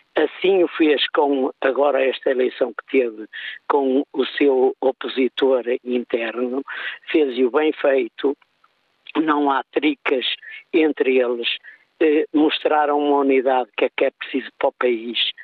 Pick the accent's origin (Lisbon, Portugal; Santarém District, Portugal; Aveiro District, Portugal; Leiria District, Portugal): Aveiro District, Portugal; São João da Madeira; also born or lived in Santa Maria da Feira; sou de São João da Madeira, ou vizinho de São João da Madeira